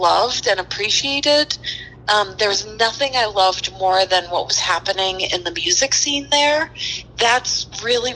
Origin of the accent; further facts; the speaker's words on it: Worcester, Massachusetts, United States; So I grew up in Worcester and I lived in Worcester. I've lived in Worcester for 17 years until I went to college